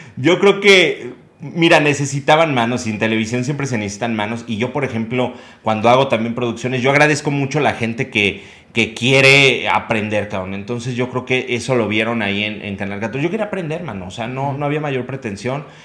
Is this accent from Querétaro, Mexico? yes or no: yes; Querétaro, Mexico; also born or lived in Mexico City; yo digo que soy queretano, nacido en la Ciudad de México